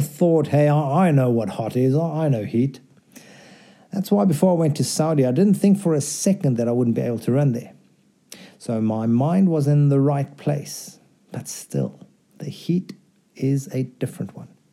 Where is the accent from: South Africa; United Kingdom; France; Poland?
South Africa; moved away; also born or lived in Delhi / Mexico; I grew up in South Africa